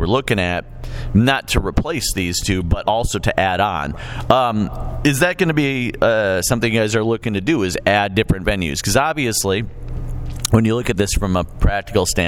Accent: Chicago, Illinois, United States; also born or lived in New York; now in Quad Cities, United States; I grew up in Chicago

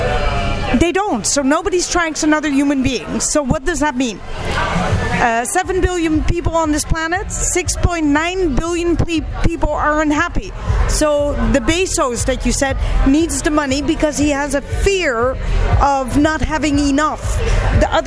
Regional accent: Netherlands; also born or lived in Pakistan; I got adopted by Dutch folks, and yes, I speak Dutch fluently. I flew from Pakistan all the way to Holland with this new family

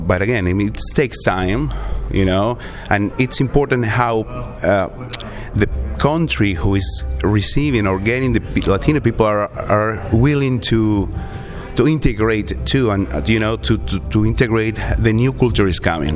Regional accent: Peru; English is a second language; moved away as an adult; also born or lived in Virginia / Texas; now in Iowa, United States; I'm from Peru

